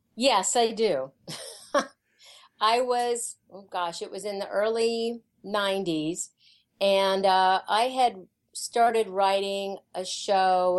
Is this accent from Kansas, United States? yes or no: yes; Kansas, United States; I grew up in Kansas, and uh, my mom was um, a music teacher